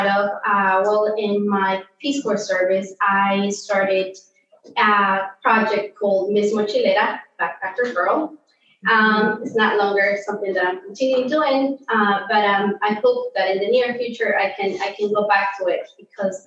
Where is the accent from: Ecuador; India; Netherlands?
Ecuador; first language Spanish; English is a second language; now in United States; I was born and raised in Ecuador.